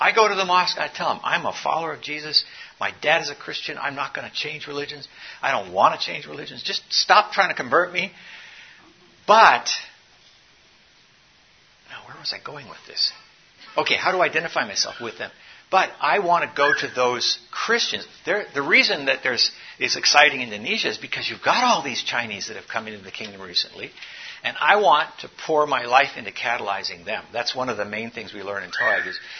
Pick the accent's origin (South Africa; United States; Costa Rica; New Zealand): South Africa; I grew up in South Africa.